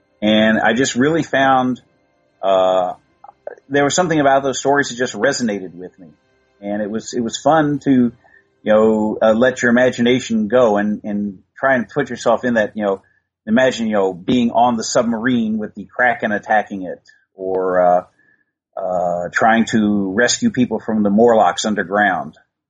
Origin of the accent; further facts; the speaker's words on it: Midwest, United States; where I grew up in the Midwest, we had our one network on TV. We could watch NBC. We could get two radio stations